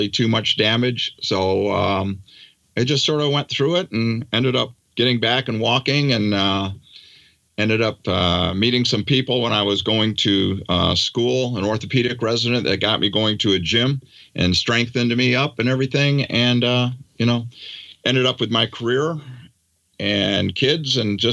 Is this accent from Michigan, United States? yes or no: no; Daytona Beach, Florida, United States; also born or lived in New York; I grew up basically in Daytona Beach, Florida. So I grew up on the beach and surfing